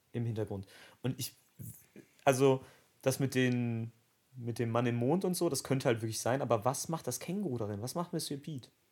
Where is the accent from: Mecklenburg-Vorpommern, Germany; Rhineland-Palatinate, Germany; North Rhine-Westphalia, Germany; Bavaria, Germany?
North Rhine-Westphalia, Germany; Dortmund; wir kommen beide aus Dortmund